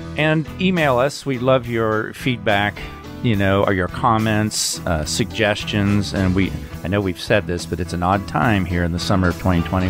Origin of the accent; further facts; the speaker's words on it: Austin, Texas, United States; growing up in Austin